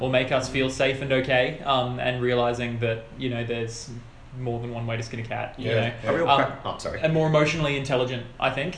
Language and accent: English; Australia; being less ashamed of being Australian and singing like Australians, and in our own voices